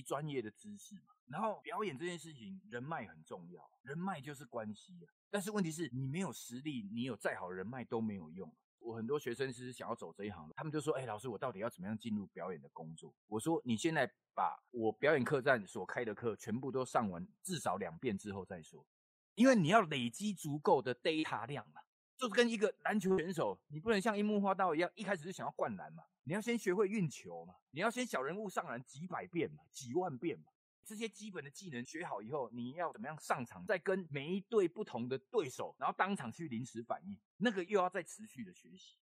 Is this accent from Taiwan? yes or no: yes; Taiwan; accent: Taiwanese Hokkien accent; 我讲话有台语腔嘛。然后我，我们家本身就是台语人嘛